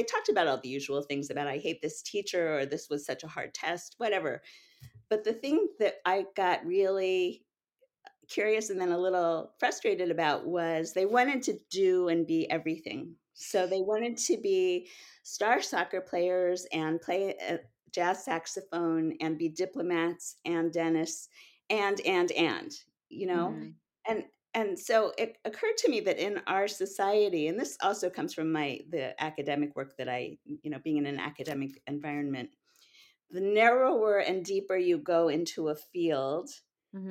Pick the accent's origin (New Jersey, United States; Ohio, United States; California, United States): Ohio, United States; Cincinnati; now in Rockville, Maryland, United States; I grew up in Cincinnati, and Chicago was the big city we went to.